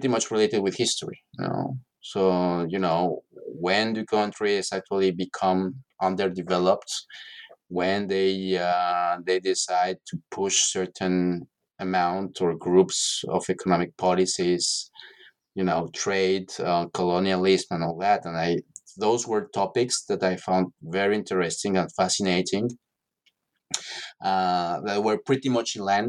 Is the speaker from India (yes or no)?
no; Mexico City, Mexico; moved away; also born or lived in Paris; I'm from Mexico City originally